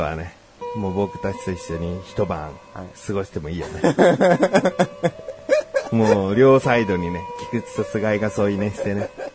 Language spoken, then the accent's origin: Japanese; Yokohama, Kanagawa, Japan; 横浜市民としたら